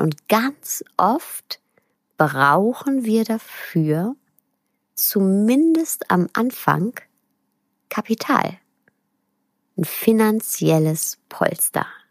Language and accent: German; Ruhr area, North Rhine-Westphalia, Germany; Sie ist wie ich ein Kind des Ruhrpots